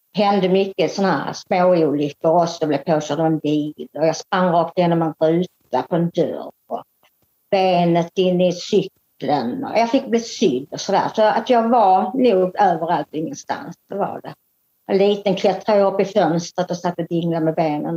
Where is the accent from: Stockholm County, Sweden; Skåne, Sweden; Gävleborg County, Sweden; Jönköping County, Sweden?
Skåne, Sweden; Lund; also born or lived in Lomma; jag är uppväxt i Lund de första 14 åren. Och sen har jag bott 30 år i eh, Lomma